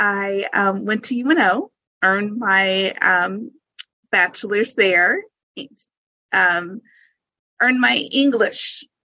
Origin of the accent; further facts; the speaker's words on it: Nebraska, United States; also born or lived in Tokyo, Japan; so then I was raised here. I was actually born overseas while my dad was in the military.